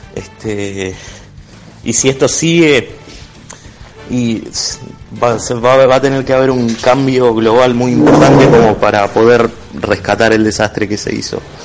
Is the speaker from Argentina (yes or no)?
yes; Tandil, Buenos Aires Province, Argentina; now in La Plata, Argentina; soy de La Plata, aunque originalmente soy de Tandil